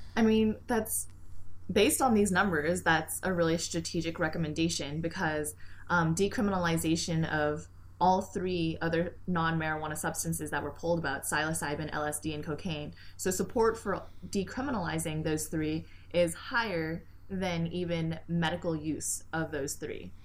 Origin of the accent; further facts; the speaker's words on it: Canada; moved away; my home country of Canada.